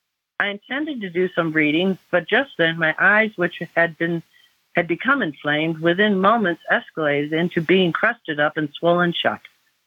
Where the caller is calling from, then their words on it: North Carolina, United States; I'm calling from North Carolina.